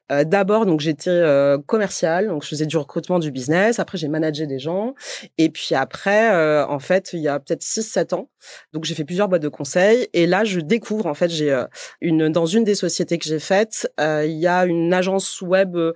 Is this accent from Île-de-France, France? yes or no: no; Montpellier, Occitania, France; je viens de Montpellier.